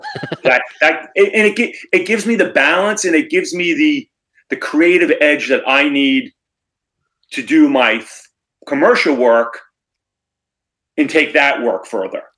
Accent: Cranston, Rhode Island, United States; also born or lived in Narragansett, Rhode Island; born and raised in Rhode Island, grew up in Cranston

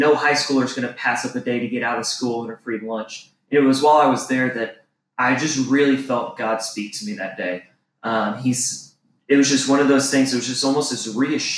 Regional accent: Louisville, Kentucky, United States; moved away as an adult; now in Vancouver, Washington, United States; I'm actually from Louisville, Kentucky. I was born and raised there for about 20 years.

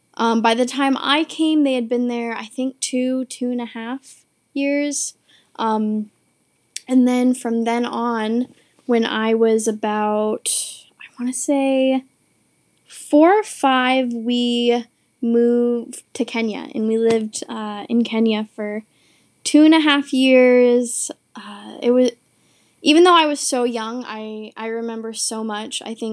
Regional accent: Bath, Maine, United States; also born or lived in India; I was born in India, so my first, like, home from, I guess, like, being adopted, it was Bath, Maine.

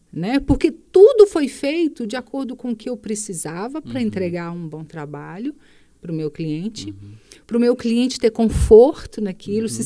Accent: Sete Lagoas, Minas Gerais, Brazil; eu nasci em Pará de Minas, uhum. né, uma cidade muito próxima aqui, uhum. mas mudei para cá, eu tinha 13 anos

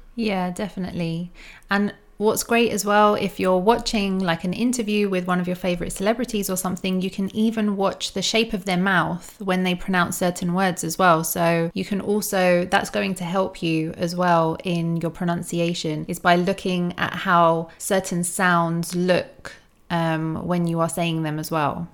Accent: United States; accent: American; my American accent

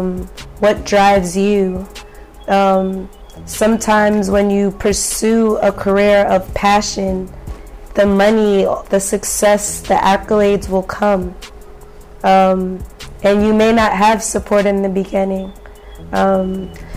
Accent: United States; accent: American; I have a Yoruba name, so growing up in America, it wasn't always cool

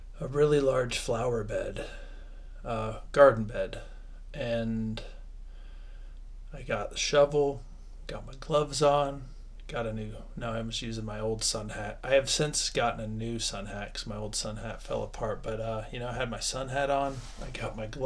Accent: Ohio, United States; I was raised in Ohio

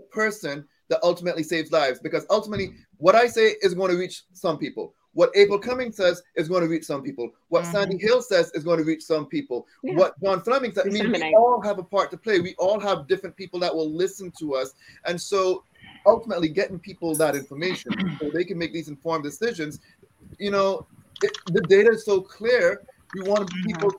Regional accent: Cayman Islands; also born or lived in Hillsborough County, Florida; now in Florida, United States; I'm from the Cayman Islands. Most of my family are still in the Cayman Islands

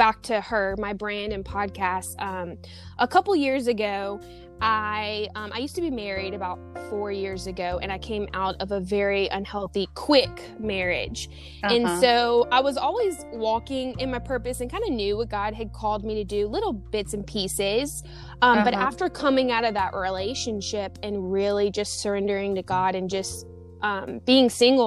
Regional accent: Baton Rouge, Louisiana, United States; moved away as an adult; now in San Diego, United States; So I am originally from Baton Rouge, Louisiana. So I'm a Southern babe. I now live in San Diego, California.

